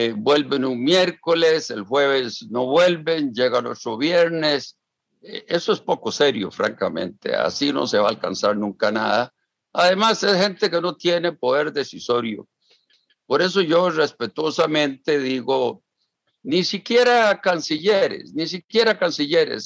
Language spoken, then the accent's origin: Spanish; Costa Rica; yo como costarricense